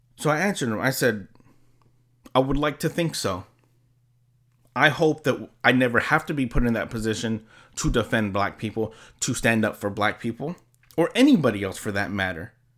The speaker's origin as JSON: {"language": "English", "region": "California", "country": "United States", "said": "I'm from California."}